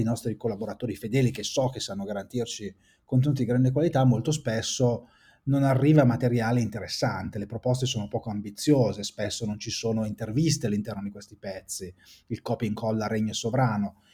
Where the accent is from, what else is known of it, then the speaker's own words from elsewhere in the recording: Saronno, Lombardy, Italy; also born or lived in Bologna; faceva parte del mio territorio, io sono di Saronno, quindi vengo dai dintorni di Seveso